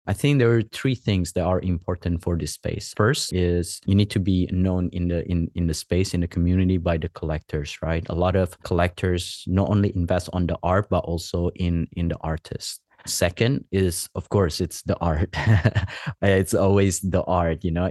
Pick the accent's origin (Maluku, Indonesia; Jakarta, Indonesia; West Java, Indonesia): West Java, Indonesia; moved away as an adult; also born or lived in Los Angeles / Australia / Canada; now in Bali, Indonesia; I was born in West Java in, um, in the island there and, um, in, in the Java Island. And then during middle school, I spent a little bit of time, couple of years in Los Angeles. I came back to Indonesia for high school